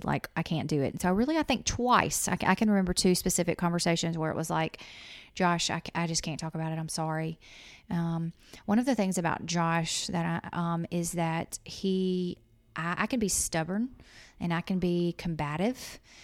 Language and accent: English; Louisiana, United States; moved away as an adult; also born or lived in Mississippi; I'm from Louisiana, went to school in Mississippi, and we moved here from Mississippi